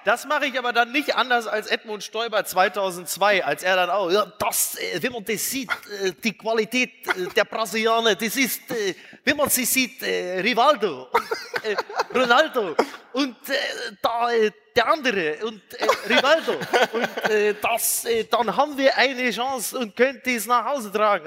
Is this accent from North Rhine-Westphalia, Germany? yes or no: yes; Castrop-Rauxel, North Rhine-Westphalia, Germany; ich komme aus Kassel-Brauxel